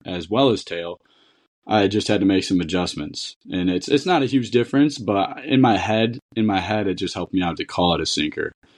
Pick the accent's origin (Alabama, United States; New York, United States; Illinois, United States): New York, United States; Niagara; where I grew up in Niagara